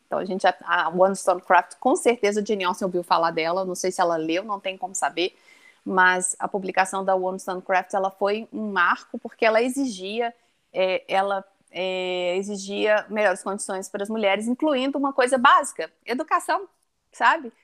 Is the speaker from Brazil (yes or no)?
yes; Brazil; Nós somos brasileiros